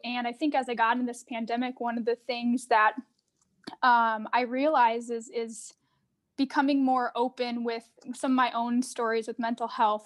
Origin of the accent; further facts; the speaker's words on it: Arizona, United States; moved away as an adult; now in Minneapolis, United States; I'm originally from Arizona, but I live in Minneapolis now about, it's been about nine years